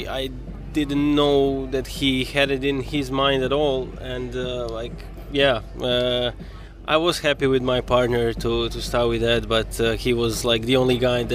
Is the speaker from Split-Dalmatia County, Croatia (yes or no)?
yes; Split, Split-Dalmatia County, Croatia; I'm also from Split, like Goran